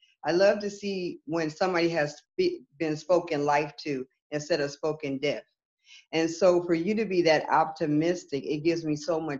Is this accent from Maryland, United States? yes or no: no; West Hollywood, California, United States; moved away as an adult; also born or lived in Santa Monica, California; now in Georgia, United States; I'm born and raised Southern California, Santa Monica, California. And I was raised in West Hollywood, California.